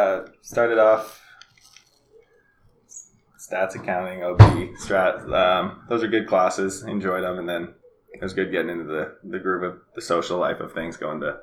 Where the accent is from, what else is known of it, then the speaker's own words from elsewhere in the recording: Arizona, United States; also born or lived in New Hampshire; Pretty much Arizona. I've been here since 2004. Before that, lived in New Hampshire. My family's moved around a little bit, so I've traveled and spent some time in Texas or Dubai, mm-hmm. but pretty much home base is Arizona.